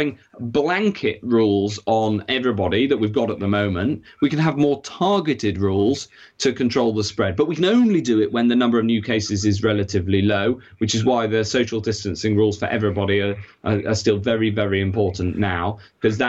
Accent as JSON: {"language": "English", "area": "Cheshire", "region": "North West England", "country": "United Kingdom", "tie": "born or raised there", "said": "I grew up in Cheshire, like you"}